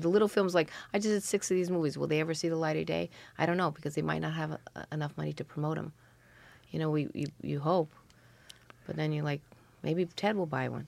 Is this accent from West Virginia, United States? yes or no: no; New York City, New York, United States; I grew up around the Greenwich Village cafes